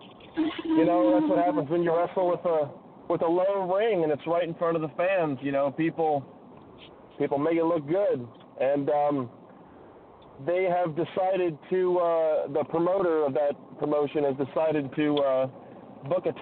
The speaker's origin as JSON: {"language": "English", "region": "southeastern Ohio", "country": "United States", "moved": "yes", "lives_now": "Alaska, United States", "said": "I'm originally from, like, southeastern Ohio."}